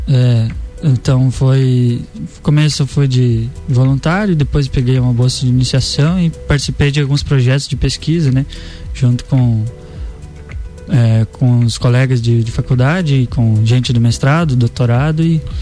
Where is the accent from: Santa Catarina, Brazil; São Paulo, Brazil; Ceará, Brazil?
Santa Catarina, Brazil; Campo Erê; also born or lived in São Bernardino, Santa Catarina; Eu sou da, da região oeste do estado de Santa Catarina, né? De Campo Herê